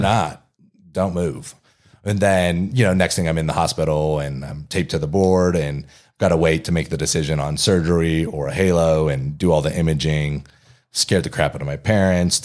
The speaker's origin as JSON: {"language": "English", "town": "Kingman", "region": "Arizona", "country": "United States", "tie": "born or raised there", "also_born_or_lived": "Durham, North Carolina", "moved": "as an adult", "lives_now": "Denver, United States", "said": "In a different part of Arizona, in a more rural part, Kingman, Arizona."}